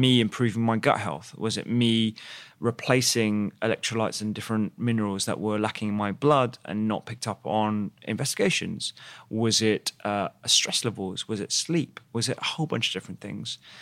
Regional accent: London, United Kingdom; I grew up in East London, um, with my parents, uh, who are both of Indian origin

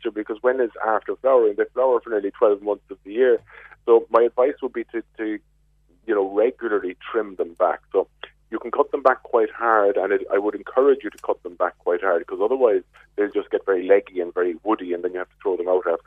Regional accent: Glanmire, Munster, Ireland; I'm from Glanmire

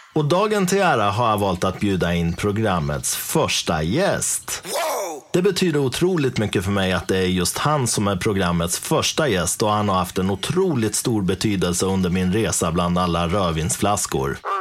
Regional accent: Dalarna County, Sweden; hemma i Dalarna

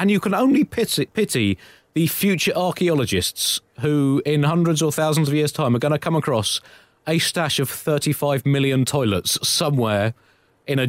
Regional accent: United Kingdom

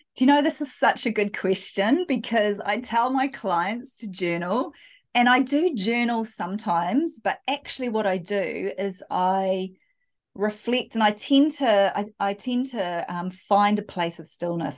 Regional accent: New Zealand; I am, yeah, from, from New Zealand

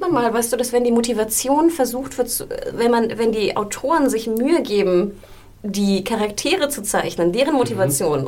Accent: Hamburg, Germany; now in Berlin, Germany; aus Hamburg, aus meiner Heimat

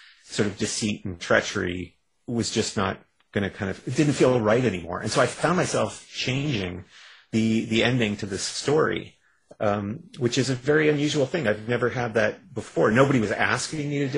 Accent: Canada; I'm a Canadian

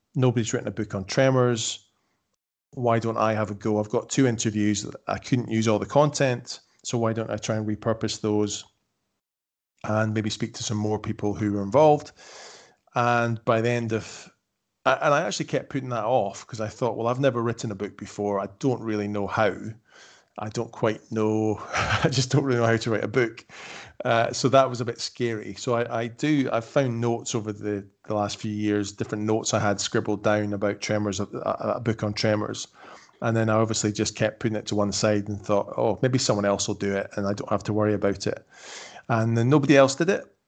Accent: Edinburgh, Scotland, United Kingdom; moved away; I'm from Edinburgh, I was born in Edinburgh, by that point we were living in the Highlands of Scotland.

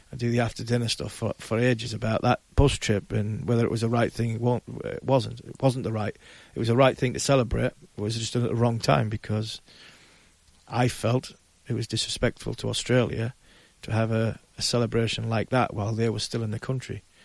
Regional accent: Ashington, North East England, United Kingdom; I came from Ashington

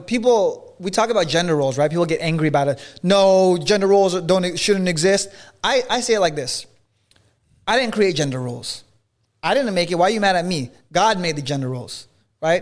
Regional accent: Los Angeles area, California, United States; now in Miami, United States; his hometown, is one mile away from my hometown.

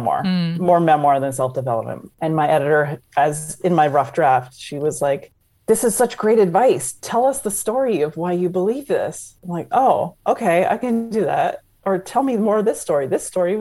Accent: just outside of Toronto, Ontario, Canada; moved away as an adult; also born or lived in New York / Indianapolis / Chicago / New Jersey; now in Florida, United States; I grew up just outside of Toronto, met someone from New York, moved to New York

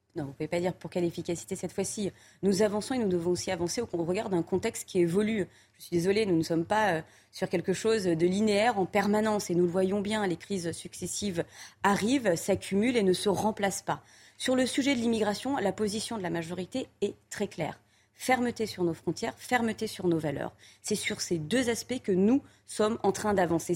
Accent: France; en tant que Français, mais aussi en tant qu'Européens

